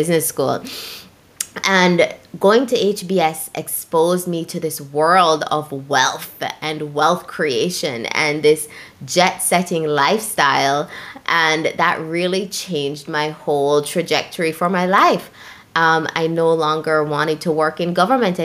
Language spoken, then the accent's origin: English; Jamaica; When I was growing up in Jamaica